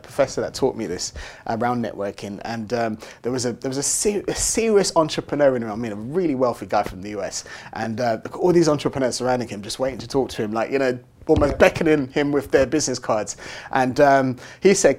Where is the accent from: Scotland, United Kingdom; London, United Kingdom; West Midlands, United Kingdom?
London, United Kingdom; I grew up in Tottenham, North London